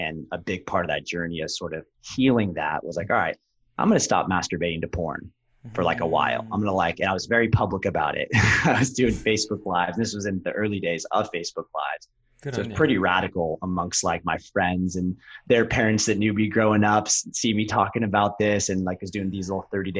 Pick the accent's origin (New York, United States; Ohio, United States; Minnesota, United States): Ohio, United States; also born or lived in Orange County, California; I grew up half in Southern California and half Ohio.